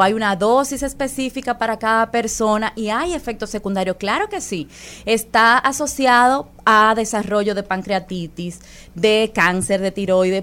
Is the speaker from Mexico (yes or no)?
no; Dominican Republic; nosotros como dominicanos